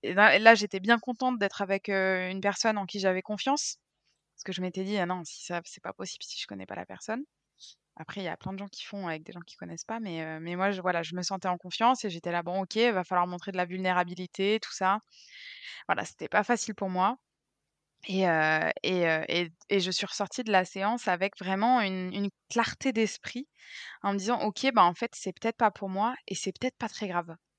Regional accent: Brittany, France; now in Bucharest, Romania; je suis bretonne

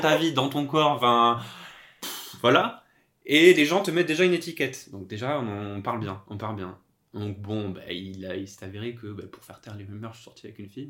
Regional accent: Corsica, France; moved away as an adult; also born or lived in Toulouse / Paris region; now in Paris, France; j'ai grandi en Corse.

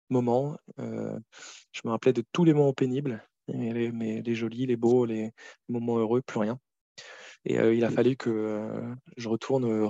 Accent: Cameroon; also born or lived in Côte d'Ivoire; on a grandi, par exemple, en Afrique. On, a passé notre enfance là-bas, en Afrique de l'Ouest, au Cameroun et en, en Côte

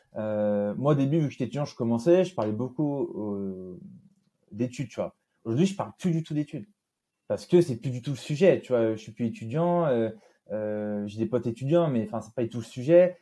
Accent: Nîmes, Occitania, France; also born or lived in Normandy / Brittany; je suis né à Nîmes, dans le sud de la France, puisque je suis d'origine normande et bretonne

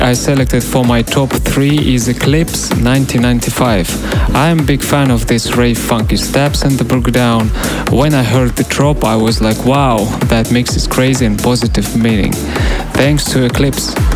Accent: Kirov, Kirov Oblast, Russia; now in St. Petersburg, Russia; I was born in Kirov, Russia, but now I'm living in a beautiful city, St. Petersburg.

